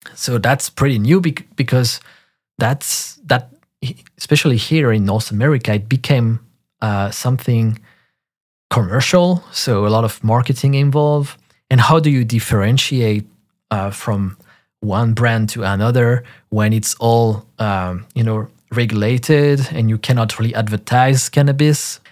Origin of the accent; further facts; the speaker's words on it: France; in parks in my hometown in France